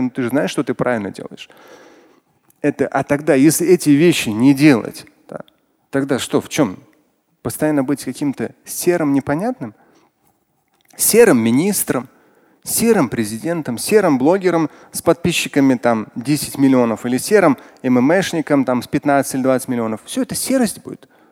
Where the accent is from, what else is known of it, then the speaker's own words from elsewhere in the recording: Tatarstan, Russia; я татарин, я мусульманин